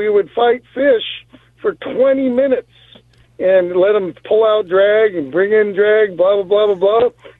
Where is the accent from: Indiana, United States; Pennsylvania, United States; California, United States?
California, United States; Manhattan Beach; I grew up in Manhattan Beach. And we were fishermen